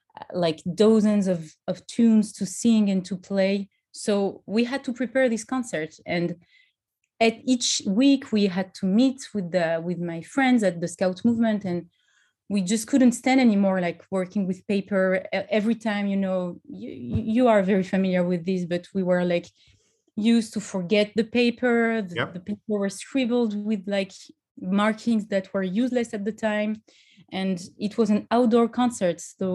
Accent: France; English is a second language; now in Paris, France; So I'm, as you might have heard, I'm originally from France. And I live in Paris.

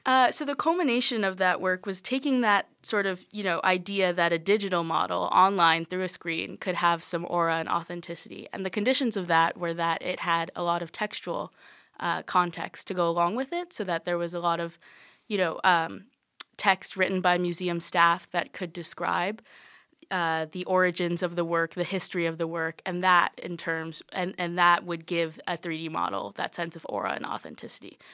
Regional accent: Charleston, South Carolina, United States; I'm from Charleston, South Carolina.

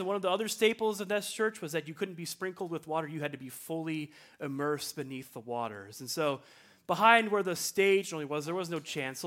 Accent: Libertyville, Illinois, United States; my hometown, Libertyville, Illinois

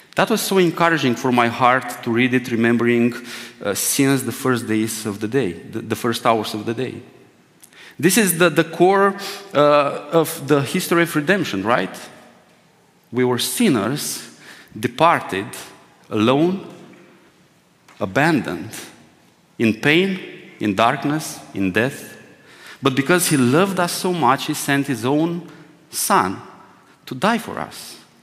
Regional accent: Romania; English is a second language; my first Romanian uh, English sermon will sound like. By the way, this is the second time I preach in English language

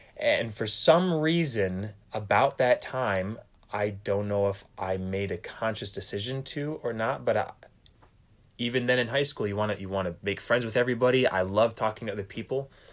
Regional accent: Fremont, Michigan, United States; moved away; I'm from Fremont, Michigan

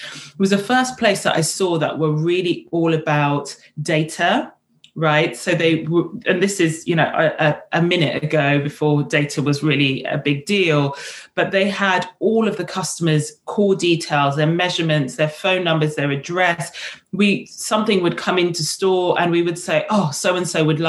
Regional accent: London, United Kingdom; also born or lived in Kenya / St. Kitts; I grew up in Ealing in West London

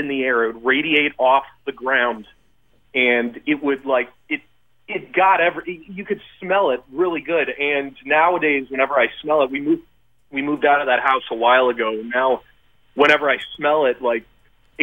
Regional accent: Waukesha, Wisconsin, United States; I grew up in Waukesha on the street called Coronado Street.

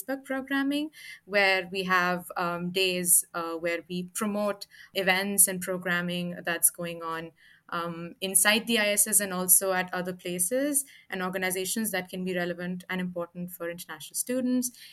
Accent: India; now in Montreal, Canada; I'm from India

